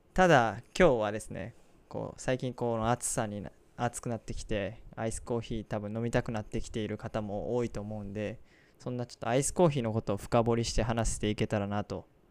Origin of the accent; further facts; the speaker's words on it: Osaka, Japan; 僕の地元の大阪では